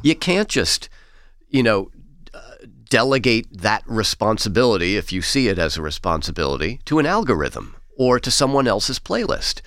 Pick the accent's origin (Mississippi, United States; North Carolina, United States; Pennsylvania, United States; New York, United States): New York, United States; New York City; I grew up in Queens